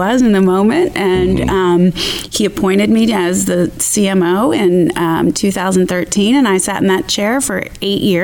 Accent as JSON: {"language": "English", "town": "Philadelphia", "region": "Pennsylvania", "country": "United States", "said": "I'm from Philadelphia"}